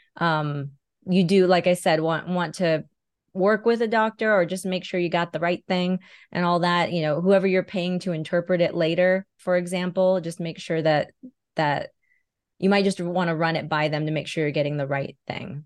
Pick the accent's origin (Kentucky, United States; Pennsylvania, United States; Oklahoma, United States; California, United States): California, United States; moved away as an adult; now in Las Vegas, United States; I moved from California, where I was born and raised, to Nevada, Las Vegas specifically